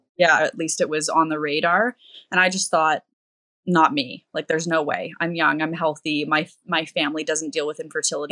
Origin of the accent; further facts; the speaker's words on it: Canada; I'm from Canada